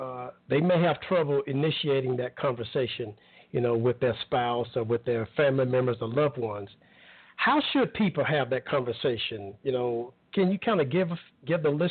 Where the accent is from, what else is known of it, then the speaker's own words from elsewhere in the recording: Alabama, United States; moved away; from my hometown up in Alabama.